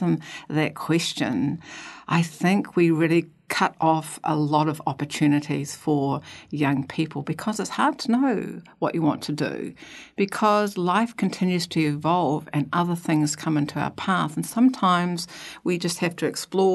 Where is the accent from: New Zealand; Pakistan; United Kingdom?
New Zealand; Queenstown, Otago; So I was brought up in Queenstown, born in 1957